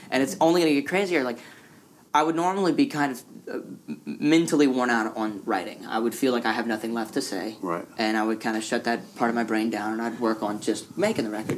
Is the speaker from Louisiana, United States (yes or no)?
yes; Louisiana, United States; I grew up in Louisiana.